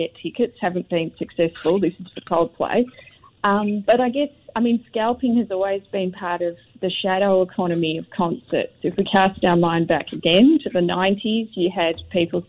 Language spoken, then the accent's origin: English; Australia; now in Singapore; I'm Australian